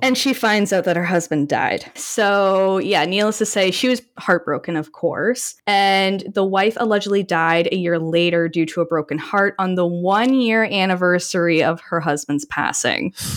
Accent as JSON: {"language": "English", "country": "Canada", "said": "being Canadian"}